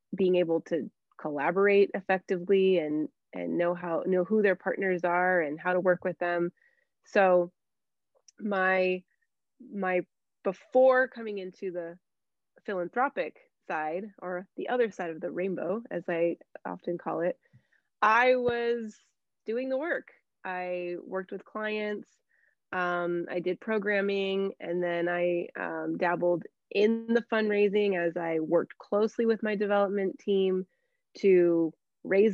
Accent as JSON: {"language": "English", "town": "Anaheim", "region": "California", "country": "United States", "tie": "born or raised there", "said": "I was born and raised there. So I grew up in Anaheim. So it's a real treat to serve my hometown"}